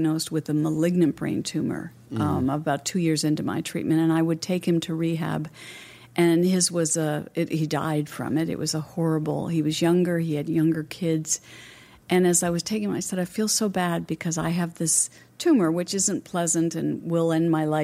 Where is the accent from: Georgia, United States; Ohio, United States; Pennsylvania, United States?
Pennsylvania, United States; now in Canada; I was from Pennsylvania